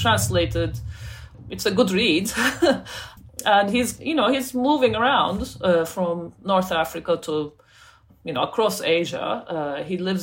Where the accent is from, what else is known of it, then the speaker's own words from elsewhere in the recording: Turkey; also born or lived in United States; now in United Kingdom; I grew up in Turkey, as I said, and then I moved to the US. Now I live in the UK